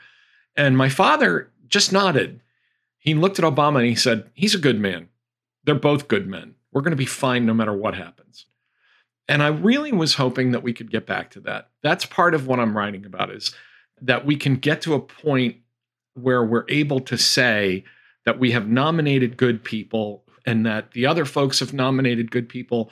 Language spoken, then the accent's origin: English; Chicopee, Massachusetts, United States; I grew up in a blue collar family in a blue collar town.